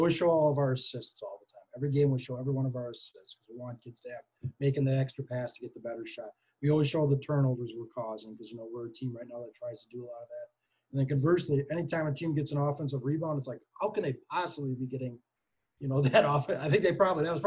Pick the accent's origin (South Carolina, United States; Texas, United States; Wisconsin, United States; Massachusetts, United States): Wisconsin, United States; Green Bay; I go to a lot of Packer games growing up in Green Bay